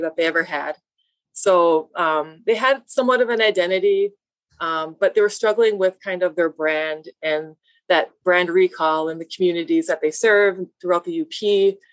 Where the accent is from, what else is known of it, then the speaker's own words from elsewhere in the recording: Baraga, Michigan, United States; I grew up here in Berga, I grew up on the reservation with my mom.